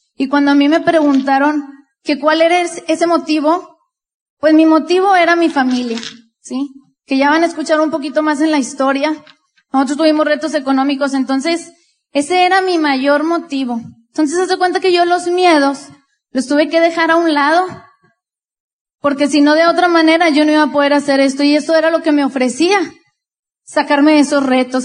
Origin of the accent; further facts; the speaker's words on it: Monterrey, Nuevo León, Mexico; también de Monterrey, Nuevo León